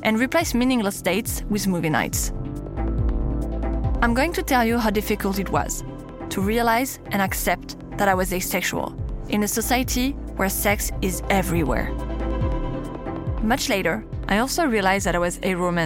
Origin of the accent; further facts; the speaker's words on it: Paris, Île-de-France, France; accent: French; English is a second language; As you might have guessed from my accent, I'm French. I was born and raised in Paris, the city of love.